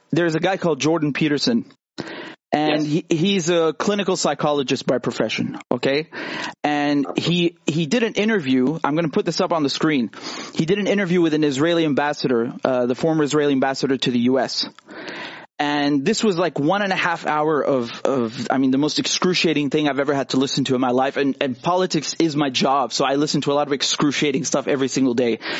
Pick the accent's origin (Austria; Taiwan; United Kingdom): United Kingdom; I'm a British journalist and producer.